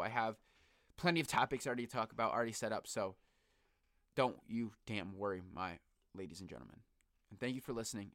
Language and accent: English; Bristol, Connecticut, United States; also born or lived in New Britain, Connecticut; I grew up in Bristol, Connecticut